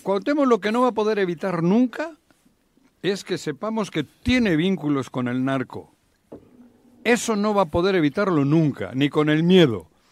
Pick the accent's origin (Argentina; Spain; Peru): Spain; Basque Country; now in Mexico